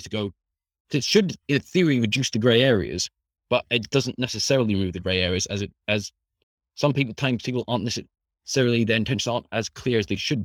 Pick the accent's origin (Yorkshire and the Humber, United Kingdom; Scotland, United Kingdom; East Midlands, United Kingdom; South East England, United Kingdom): Scotland, United Kingdom; I'm from Scotland, currently studying at Open University.